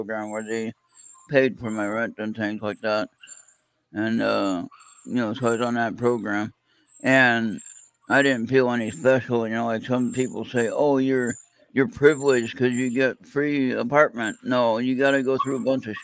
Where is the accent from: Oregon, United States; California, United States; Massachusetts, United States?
California, United States; Born and raised in California.